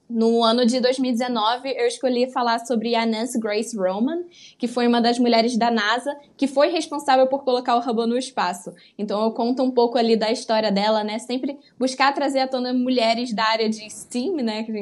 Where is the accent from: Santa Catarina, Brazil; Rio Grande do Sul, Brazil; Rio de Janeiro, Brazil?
Rio de Janeiro, Brazil; accent: carioca; É, o sotaque aqui é forte, o carioquês...